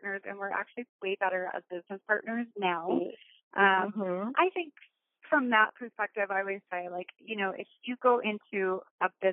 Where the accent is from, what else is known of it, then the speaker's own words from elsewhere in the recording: Arizona, United States; now in California, United States; when I moved to California, I grew up in Arizona, I moved to California